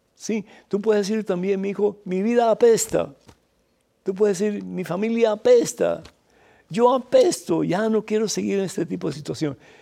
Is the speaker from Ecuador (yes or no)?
no; Cuba; para nosotros en Cuba fregar es limpiar los trastes